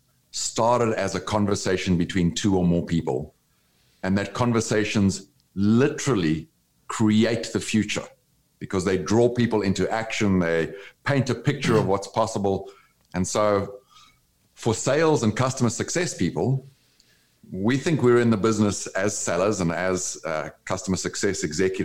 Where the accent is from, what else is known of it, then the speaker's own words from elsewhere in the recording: South Africa; moved away as an adult; also born or lived in Brazil; now in United States; I grew up in South Africa under the apartheid laws that separated people of different races